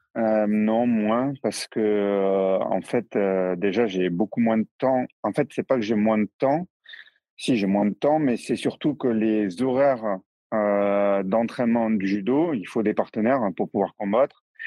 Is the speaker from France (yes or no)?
yes; near Toulouse, the South, Occitania, France; now in Strasbourg, France; je suis originaire du Sud, à côté de Toulouse